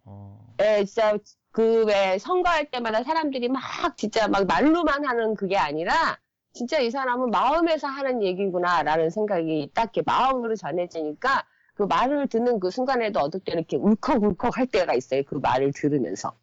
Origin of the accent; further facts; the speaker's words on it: South Korea; moved away as an adult; now in Japan; 나는 내가 한국이라는 한국 사람이라는 거는 버려지지가 않거든요